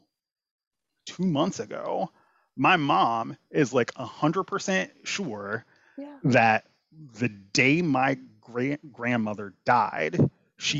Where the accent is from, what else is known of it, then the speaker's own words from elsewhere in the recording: Chicago, Illinois, United States; I'm originally from the South Side in Chicago.